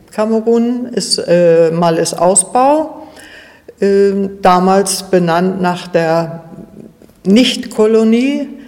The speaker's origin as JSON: {"language": "German", "town": "Malliß", "region": "Mecklenburg-Vorpommern", "country": "Germany", "tie": "born or raised there", "also_born_or_lived": "Zachun", "said": "also meine Heimat immer Mallis war. Mein Mann vor knapp zwei Jahren verstorben ist und ich alleine in Zachun in einem verhältnismäßig großen Haus gewohnt habe"}